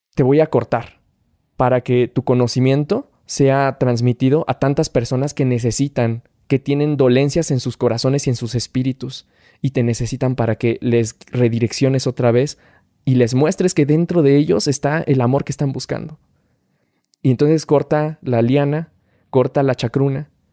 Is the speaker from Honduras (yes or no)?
no; Tula de Allende, Hidalgo, Mexico; soy originario de Tula Hidalgo